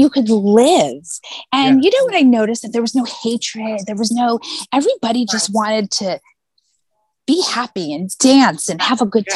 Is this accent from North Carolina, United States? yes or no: no; La Jolla, California, United States; now in New York City, United States; I grew up in uh, a place called La Jolla, California.